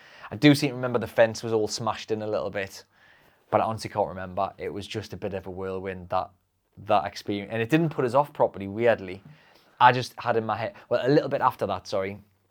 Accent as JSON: {"language": "English", "region": "North East England", "country": "United Kingdom", "said": "I know I swear a lot. I'm a Geordie, see."}